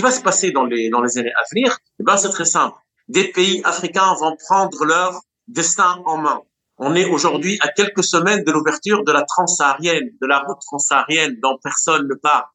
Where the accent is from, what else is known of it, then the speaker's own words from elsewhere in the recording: Tunisia; moi, tunisien